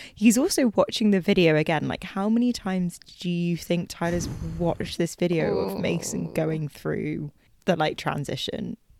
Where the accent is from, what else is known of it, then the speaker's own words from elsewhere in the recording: United Kingdom; we're we're British